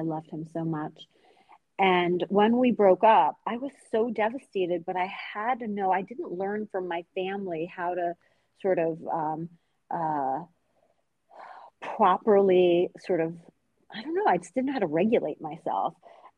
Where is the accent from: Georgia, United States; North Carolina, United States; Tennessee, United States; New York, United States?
New York, United States; Long Island; also born or lived in Tehran, Iran; I'm from Long Island